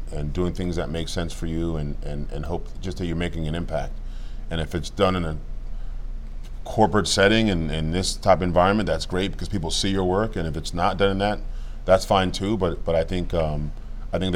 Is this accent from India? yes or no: no; Cameroon; now in United States; I was born in Cameroon, like I said, Cameroon, West Africa